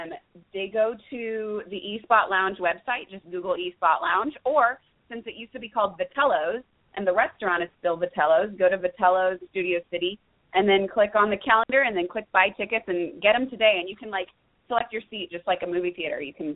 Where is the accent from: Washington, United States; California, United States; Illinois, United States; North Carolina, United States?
Washington, United States; Seattle; now in Los Angeles, United States; and now I'm back home in LA, but it's kind of like home is LA and home is Seattle because Seattle's my hometown.